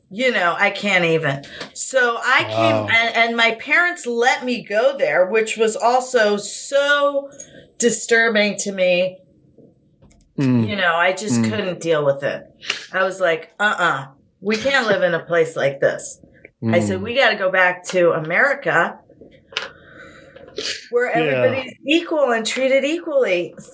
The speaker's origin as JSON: {"language": "English", "town": "Brooklyn", "region": "New York", "country": "United States", "said": "Well, I was born in New York City. I'm from Brooklyn, New York. My father was born in Brooklyn, and I went to Midwood High School in Flatbush, Brooklyn."}